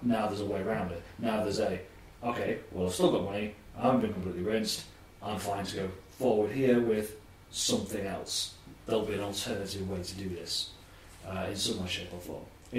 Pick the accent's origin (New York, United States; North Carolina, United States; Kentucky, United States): New York, United States; I'm from New York.